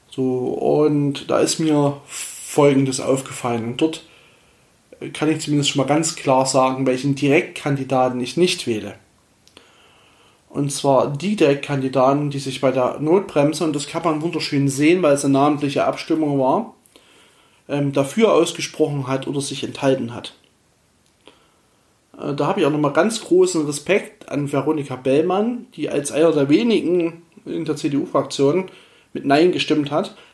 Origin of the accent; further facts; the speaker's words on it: Saxony, Germany; dass wir gemeinsam als Familie, also wir stammen ja aus dem Erzgebirge, auch dahin wir zurück wollen. Und deswegen ist es meine Heimat dort.